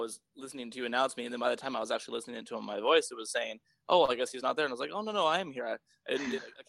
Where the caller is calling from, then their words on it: Seattle, Washington, United States; I am calling from Seattle.